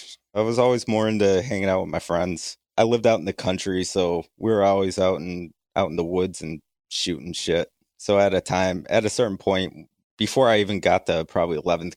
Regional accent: New York, United States; We lived in three states before we moved back to New York.

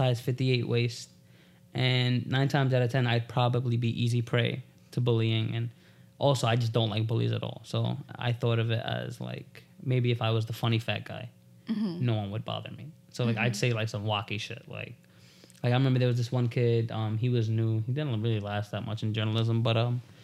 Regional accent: New York City, New York, United States; I'm born and raised in Flatbush, Brooklyn

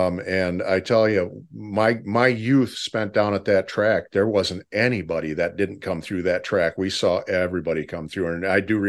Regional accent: Union Grove, Wisconsin, United States; my hometown track here is Great Lakes Dragway in Union Grove, Wisconsin.

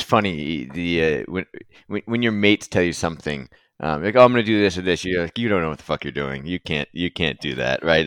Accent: California, United States; I grew up in California

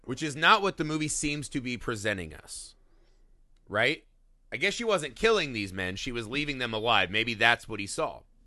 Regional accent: United States; we as an American audience

